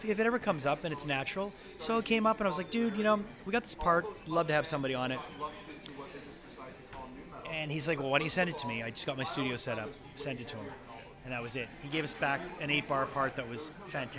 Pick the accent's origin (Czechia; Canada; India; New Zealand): Canada; Montreal, Quebec; I'm from Montreal